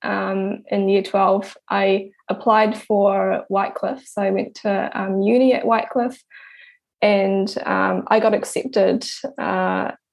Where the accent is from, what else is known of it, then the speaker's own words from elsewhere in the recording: Pukekohe, Auckland, New Zealand; I was born in Auckland and I was raised in Pukekohe, which is south of Auckland.